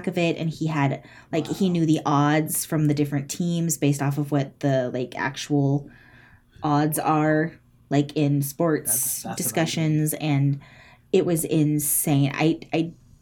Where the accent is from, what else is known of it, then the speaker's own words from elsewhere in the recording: California, United States; I'm from California